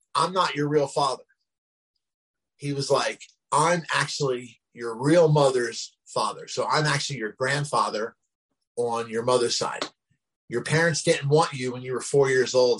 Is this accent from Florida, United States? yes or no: no; Glassboro, New Jersey, United States; I was the first homeless person in my hometown, Glassboro, New Jersey